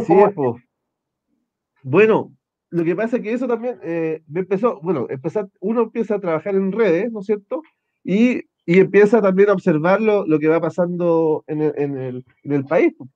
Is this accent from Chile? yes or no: yes; Concepción, Biobío, Chile; yo nací acá en Concepción, el 75